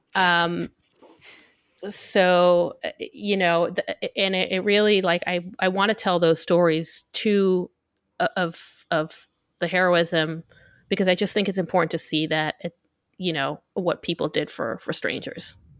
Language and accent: English; Israel; also born or lived in New York City; now in New York, United States; I live in New York, but I'm from Israel uh, originally. So I, I, grew up here